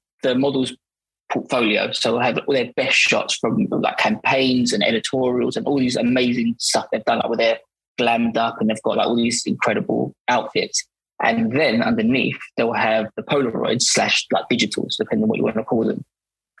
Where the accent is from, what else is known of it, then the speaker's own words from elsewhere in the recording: Barking, London, United Kingdom; I'm from Barking